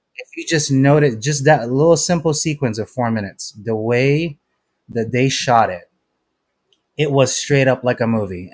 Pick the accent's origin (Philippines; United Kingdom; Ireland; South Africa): Philippines; I'm Filipino.